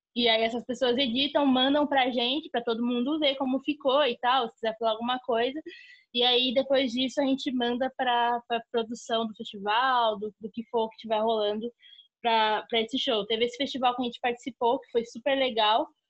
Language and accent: Portuguese; Guarulhos, São Paulo, Brazil; eu cresci no bairro dos Pimentas, em Guarulhos, e onde meus pais ainda moram lá até hoje